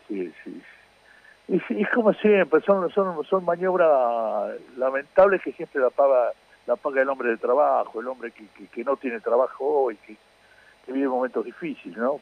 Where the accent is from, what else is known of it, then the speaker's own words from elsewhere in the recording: Mar del Plata, Buenos Aires Province, Argentina; Yo me crié en Mar del Plata